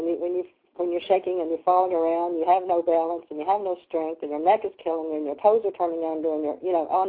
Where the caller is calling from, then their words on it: Lexington, Kentucky, United States; from Kentucky in Lexington.